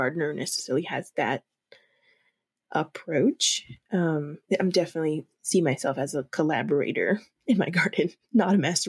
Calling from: Denver, Colorado, United States; And especially here in Colorado, I'm phoning in from Denver, Colorado

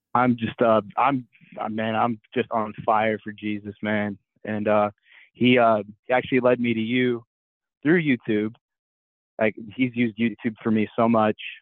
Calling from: Columbus, Ohio, United States; I'm calling in from Columbus, Ohio

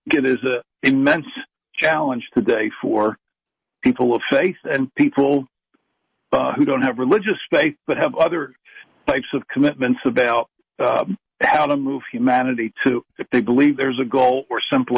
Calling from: Philadelphia, Pennsylvania, United States; I'm calling in from Philadelphia

